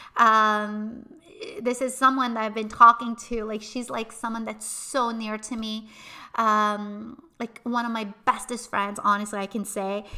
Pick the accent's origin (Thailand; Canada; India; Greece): Canada; Montreal, Quebec; we are originally from Montreal